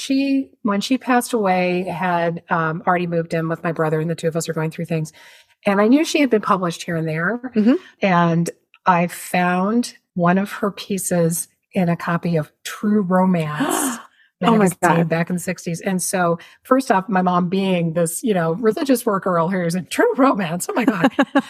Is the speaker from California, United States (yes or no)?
no; Richmond, Virginia, United States; I grew up in Richmond, Virginia